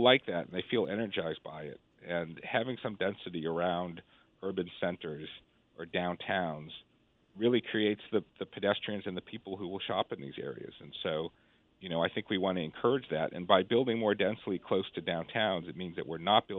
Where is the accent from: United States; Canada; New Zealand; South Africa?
United States; Boston, Massachusetts; I grew up in Boston in the 1970s and 1980s